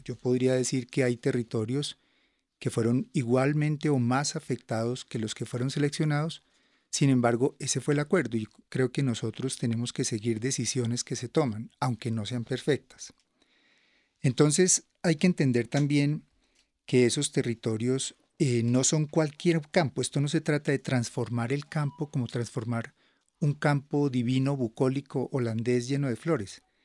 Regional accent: Colombia; nosotros como colombianos y colombianas

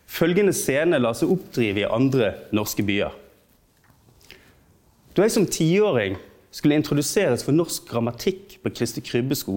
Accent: Bergen, Vestland, Norway; Jeg er en bergenser. Og så lenge jeg kan huske, så har jeg vært en bergenser. Og så lenge jeg kan huske, så har det vært viktig for meg at jeg er bergenser.

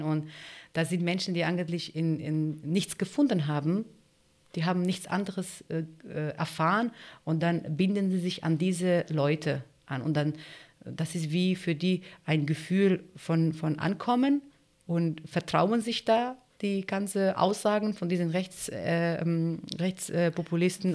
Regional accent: Turkey; German is a second language; also born or lived in Greece; now in Germany; Also ich bin Kurdin und äh, ich bin in der, in der, Türkei geboren

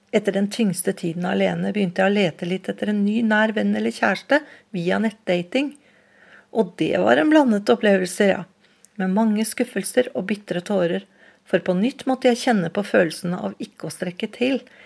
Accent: Oslo, Norway; Jeg vokste opp på Vålerenga i Oslo

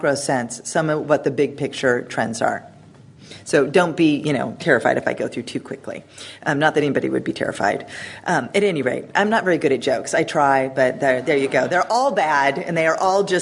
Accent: United States; I'm an American, you can tell from the way I talk

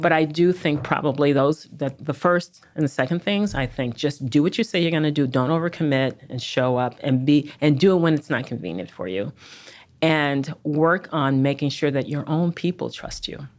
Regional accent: Chicago, Illinois, United States; moved away; I'm a Chicagoan by birth and early upbringing

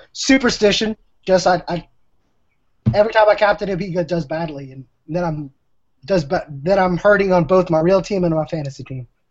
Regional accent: New Orleans, Louisiana, United States; I am from New Orleans

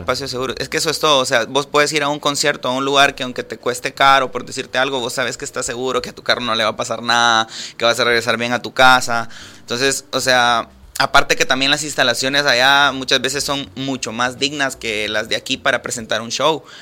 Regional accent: Mejicanos, San Salvador, El Salvador; moved away as an adult; now in Guatemala; Yo soy originario de Mexicanos y vivía a dos cuadras de donde pasó lo del microbús

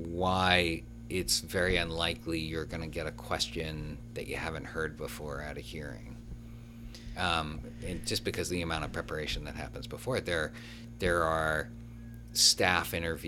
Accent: Washington, District of Columbia, United States; I'm from the District of Columbia. Kind of hard to do.

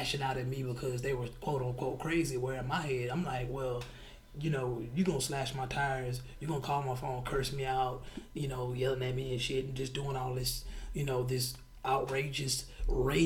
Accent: United States; as young black kids growing up in America

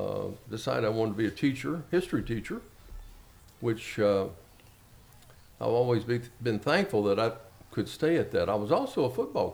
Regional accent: Shelbyville, Kentucky, United States; also born or lived in Danville, Kentucky; I'm from I was born in Danville in 1940, January 1st. Grew up in Shelbyville, outside of Shelbyville. I tell people I'm really from Snow Hill, which was a working class suburb. So I come from a working class family.

